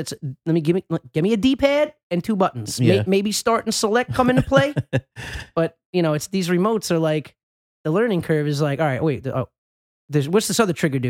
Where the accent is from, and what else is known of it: New York, United States; born or raised there; moved away